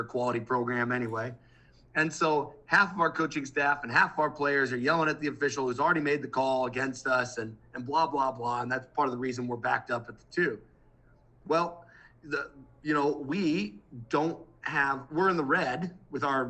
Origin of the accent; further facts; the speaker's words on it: Midwest, United States; I'm from the Midwest.